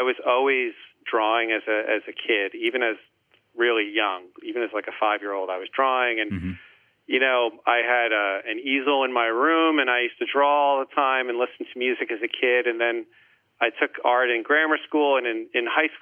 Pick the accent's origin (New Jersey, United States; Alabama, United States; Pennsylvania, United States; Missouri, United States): New Jersey, United States; Plainfield; I grew up in Plainfield, New Jersey